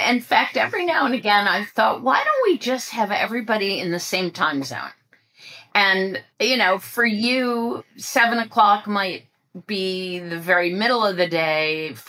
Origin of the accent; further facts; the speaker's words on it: Ohio, United States; also born or lived in West Coast, United States / New York, United States; I grew up in Ohio, which is on the Eastern time zone.